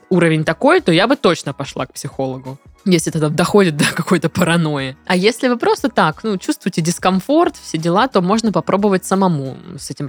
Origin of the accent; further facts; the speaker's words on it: Volga region, Russia; Первый год у нас были отношения на расстоянии. Я с Поволжья, она с Кубани.